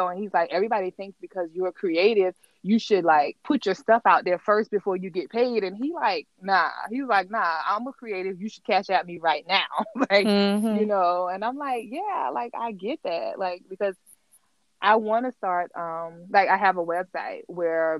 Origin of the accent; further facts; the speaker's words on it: Orangeburg, South Carolina, United States; I'm from a small town. I'm from Orangeburg, South Carolina